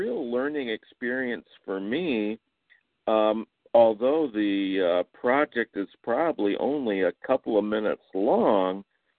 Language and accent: English; Michigan, United States; now in Houston, United States; just like you, I'm in Houston, but I'm originally from Michigan